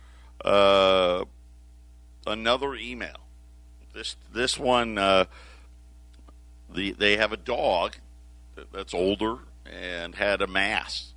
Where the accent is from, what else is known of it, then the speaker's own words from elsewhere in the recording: Syracuse, New York, United States; now in Arizona, United States; born and raised in Syracuse